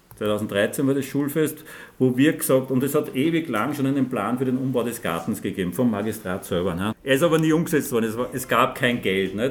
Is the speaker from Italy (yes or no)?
no; Linz, Upper Austria, Austria; ich bin ein Linzer zwar, aber kein Frankfurtler.